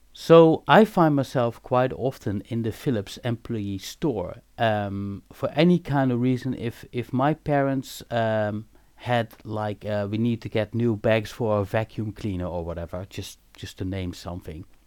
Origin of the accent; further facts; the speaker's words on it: Eindhoven, North Brabant, Netherlands; I'm born and raised in Eindhoven